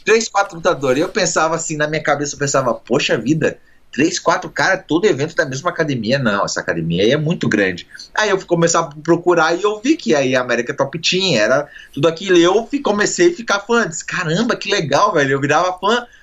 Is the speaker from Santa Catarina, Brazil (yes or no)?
yes; Joinville, Santa Catarina, Brazil; now in United States; eu sou de Joinville e Santa Catarina